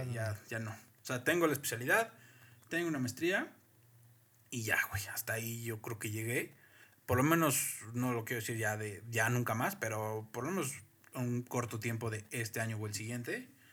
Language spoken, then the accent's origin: Spanish; Mexico; como mexicano